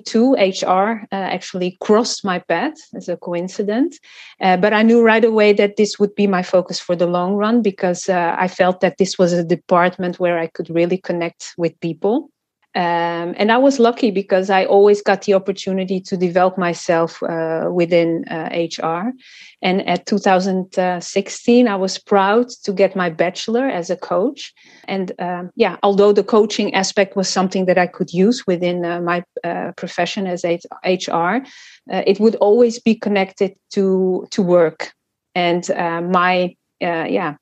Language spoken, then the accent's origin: English; Amsterdam, North Holland, Netherlands; also born or lived in Portugal / Cape Verde; I was born in Portugal, and I lived there for 5 years until my father was offered a job in the Netherlands. So we all moved to Amsterdam